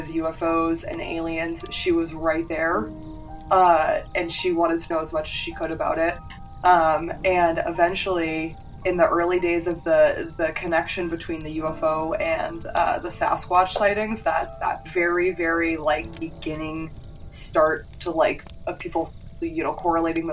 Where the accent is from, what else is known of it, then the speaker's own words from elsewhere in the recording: New Hampshire, United States; I grew up in New Hampshire, like right in the heart of, you know, haunted, crazy old New England